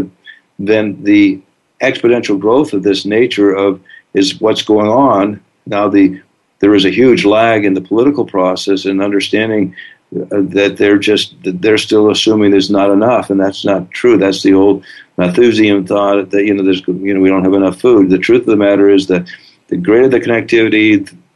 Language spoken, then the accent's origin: English; St. Johnsbury, Vermont, United States; I grew up in Vermont and Lindenville was 10 miles away from St. Johnsbury